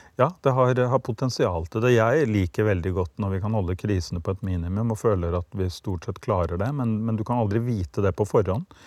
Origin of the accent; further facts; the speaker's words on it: Norway; ble jeg født i Norge